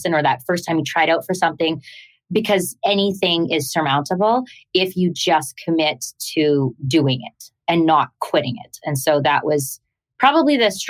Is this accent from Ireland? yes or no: no; Canada; I'm Canadian.